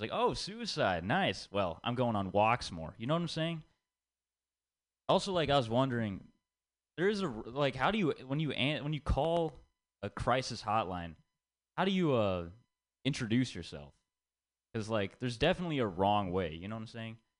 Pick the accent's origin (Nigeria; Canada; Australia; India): India; I'm Indian, and growing up, I had to listen to a lot of Bollywood songs